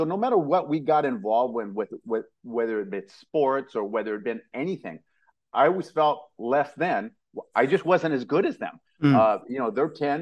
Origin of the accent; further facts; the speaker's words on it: San Jose, California, United States; also born or lived in Louisiana; I'm from San Jose, California, Northern California